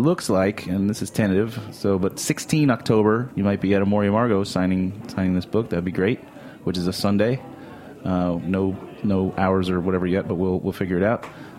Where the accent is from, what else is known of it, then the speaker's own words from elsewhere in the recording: Florida, United States; I'm from Florida. Thank you, Florida.